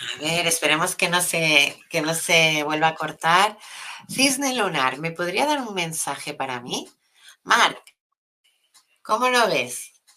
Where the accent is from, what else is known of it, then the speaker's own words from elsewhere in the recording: Catalonia, Spain; soy de aquí, de Cataluña